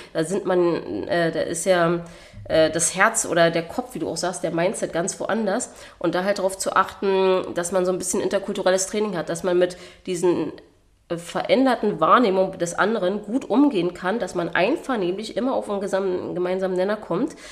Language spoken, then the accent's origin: German; Berlin, Germany; moved away as an adult; also born or lived in New Zealand; Ich wurde in Berlin geboren, deswegen auch indogen, Indigenous Berlin Lady und äh, bin hier groß geworden.